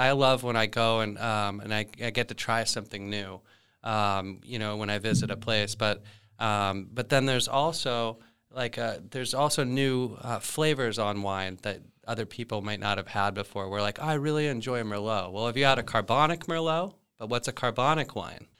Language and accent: English; Thousand Oaks, California, United States; I grew up here in Thousand Oaks.